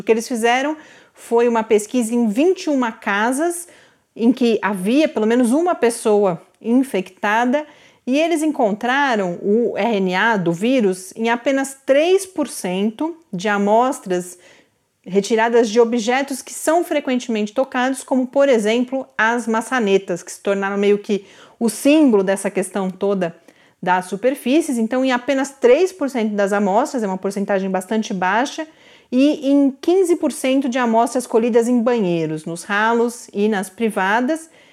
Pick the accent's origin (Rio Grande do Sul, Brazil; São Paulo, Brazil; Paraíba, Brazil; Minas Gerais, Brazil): São Paulo, Brazil; Santos; cresci em Santos